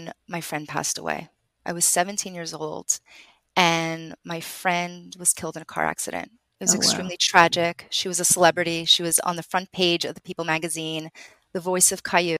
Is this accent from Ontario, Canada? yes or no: no; Montreal, Quebec, Canada; I was raised in Montreal. I still live in Montreal.